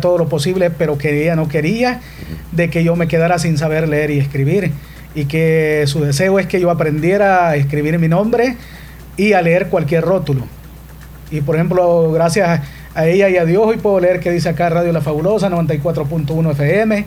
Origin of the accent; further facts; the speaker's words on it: Corinto, Morazán, El Salvador; Soy originario del caserío Llano Grande que pertenece al cantón Corralito del municipio de Corinto, en Morazán.